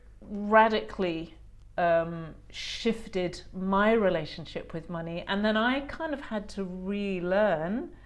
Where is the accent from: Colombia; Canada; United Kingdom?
United Kingdom; England; also born or lived in New Zealand; now in Australia; I grew up in a classic English middle class home